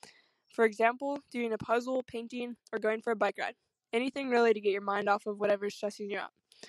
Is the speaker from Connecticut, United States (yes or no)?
no; Salinas, California, United States; moved away as an adult; now in Colorado, United States; I'm from Salinas, California, currently a student at Colorado State University.